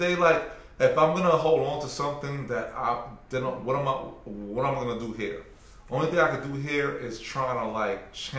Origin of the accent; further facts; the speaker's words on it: New York City, New York, United States; moved away as an adult; now in Washington, D.C., United States; I live here, I moved here. This is where my kids are going to grow up. I never looked at it like, yo, nah, I'm from Brooklyn.